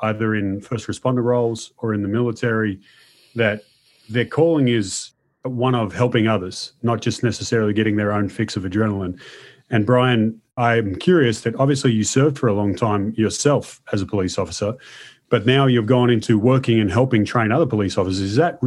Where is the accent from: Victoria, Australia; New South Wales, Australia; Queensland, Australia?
Victoria, Australia; Melbourne; I'm from Melbourne, which is not exactly the hottest part of Australia